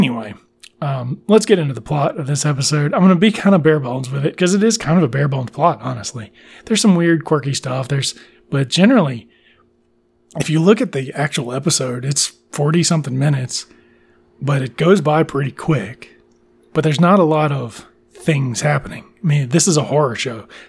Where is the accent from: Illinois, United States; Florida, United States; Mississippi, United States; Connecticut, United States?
Mississippi, United States; South; I did not have Fox in my hometown, which is kind of interesting, the theme of the show. A lot of people that had satellites did, but South Mississippi did not have a Fox affiliate